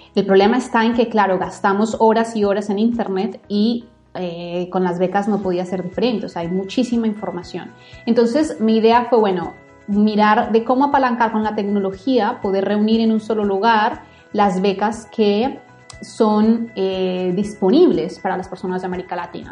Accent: Bogotá, Bogotá Capital District, Colombia; moved away as an adult; yo nací, crecí, viví en Bogotá mucho tiempo

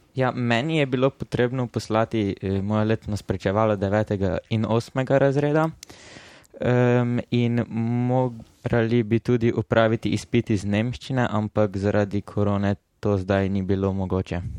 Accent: Murska Sobota, Slovenia; prihajam iz Murske sobote

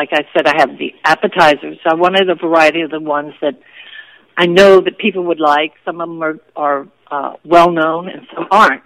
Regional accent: Washington, District of Columbia, United States; I was born and raised on Capitol Hill in Washington, D.C.

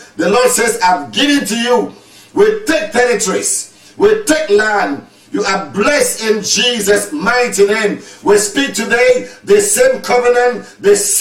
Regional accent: Cameroon; now in Maryland, United States; I was born in Cameroon. I live today in Maryland

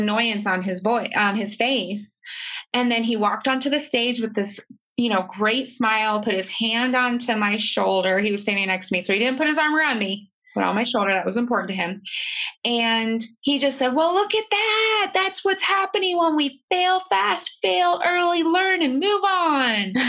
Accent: Southern Ohio, United States; I was born in Southern Ohio to a single mom

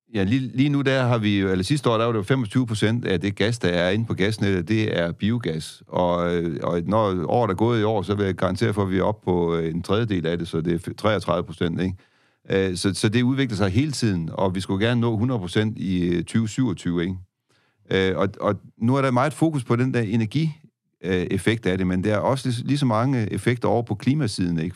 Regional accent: Denmark; som danskere

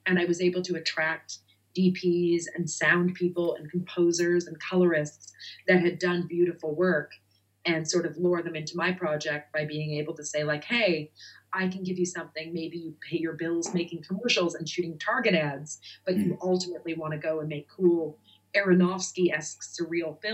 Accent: Nova Scotia, Canada; moved away as an adult; also born or lived in New York / Los Angeles; now in United States; I'm from Nova Scotia, Canada. And I grew up as sort of a child actor out there. And when I moved to New York at 17

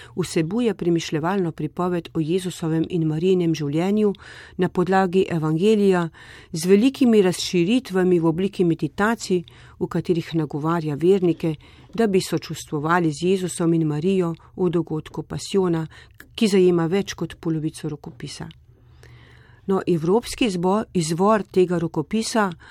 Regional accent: Slovenia; smo se Slovenci pogosto zatekali pod marin plašč

